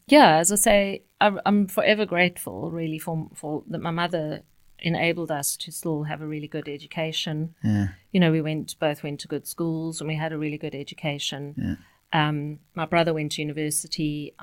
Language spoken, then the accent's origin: English; Cape Town, Western Cape, South Africa; brought up and grew up in Cape Town. One of the most beautiful places in the world.